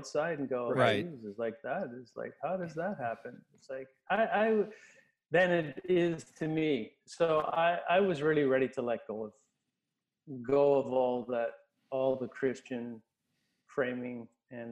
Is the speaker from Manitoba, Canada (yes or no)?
yes; Winnipeg, Manitoba, Canada; also born or lived in Kindersley, Saskatchewan; and then she moved to Winnipeg, and then I grew up in Winnipeg.